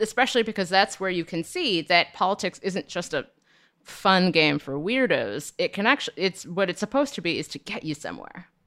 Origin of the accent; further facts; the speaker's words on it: Cincinnati, Ohio, United States; I'm from Cincinnati and we have an ice cream called Grater's Ice Cream